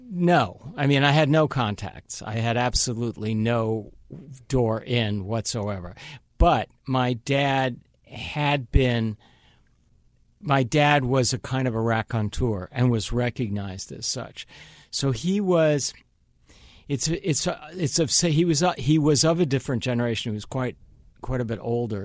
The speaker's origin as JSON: {"language": "English", "area": "Long Island", "region": "New York", "country": "United States", "tie": "born or raised there", "also_born_or_lived": "Manhattan, New York", "moved": "yes", "lives_now": "Los Angeles, United States"}